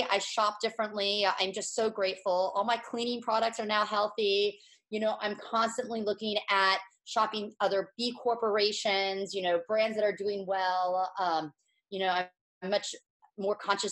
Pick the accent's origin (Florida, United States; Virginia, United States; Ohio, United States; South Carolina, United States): Florida, United States; moved away as an adult; also born or lived in Philadelphia, Pennsylvania / San Diego, California; now in Encinitas, United States; I am originally from Florida